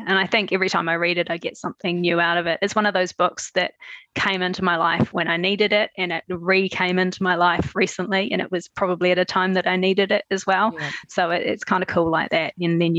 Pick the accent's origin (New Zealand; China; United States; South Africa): New Zealand; also born or lived in Queenstown; So all over New Zealand, actually. I was born in Queenstown and we moved a lot. So we lived in different places around the North and South Island.